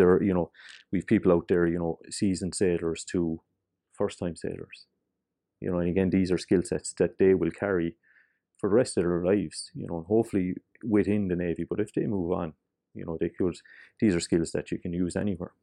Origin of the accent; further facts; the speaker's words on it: Cork, Munster, Ireland; we are from Cork